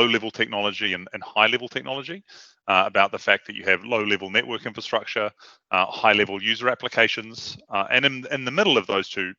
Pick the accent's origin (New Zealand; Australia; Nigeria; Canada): New Zealand; moved away as an adult; now in London, United Kingdom; I'm from New Zealand originally. I came to London in 2005, having just finished a master's in computer science.